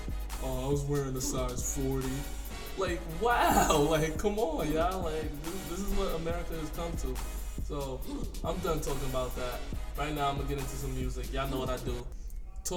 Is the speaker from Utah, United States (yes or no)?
no; Albany, New York, United States; I'm 21, I'm from Albany, repping that 518